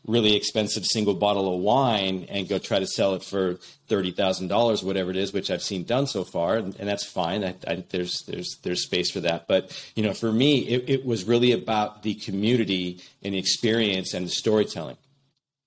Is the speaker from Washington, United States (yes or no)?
yes; Walla Walla, Washington, United States; I founded Knocking Point in my hometown of Walla Walla, Washington